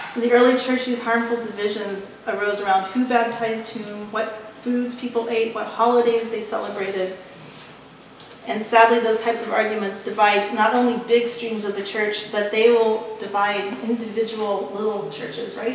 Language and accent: English; West Texas, United States; when I grew up in West Texas, it was a pretty egalitarian working class place. In my hometown, nobody had gone to college.